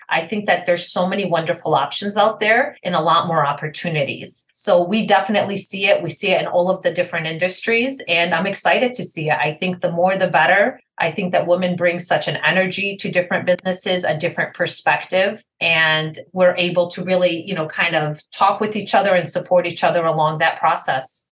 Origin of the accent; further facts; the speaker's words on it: Detroit, Michigan, United States; I am from Detroit, Michigan.